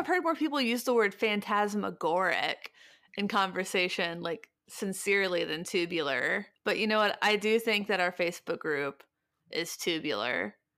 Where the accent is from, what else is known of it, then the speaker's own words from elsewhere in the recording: Midwest, United States; I'm from the Midwest